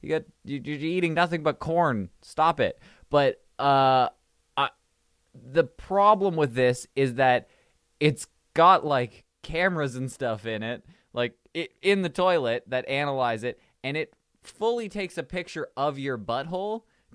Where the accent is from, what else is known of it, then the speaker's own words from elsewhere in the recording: Canada; I'm Canadian. I'm too Canadian for this